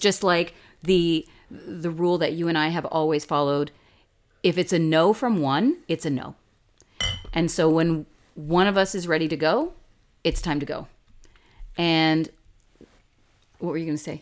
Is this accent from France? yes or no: no; Canada; we're Canadian.